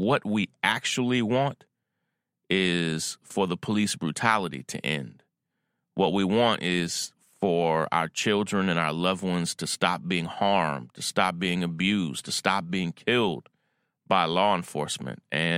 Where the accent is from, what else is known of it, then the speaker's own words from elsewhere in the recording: Versailles, Kentucky, United States; As you may know, I was born and raised in Kentucky, Versailles, Kentucky, which is like the town from France, but we're country